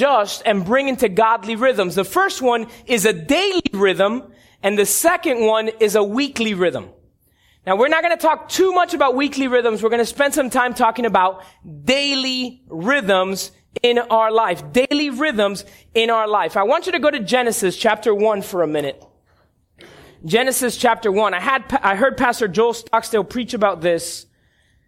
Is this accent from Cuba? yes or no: yes; Cuba; I'm Cuban. I grew up on Cuban coffee in La Huirita at grandma's house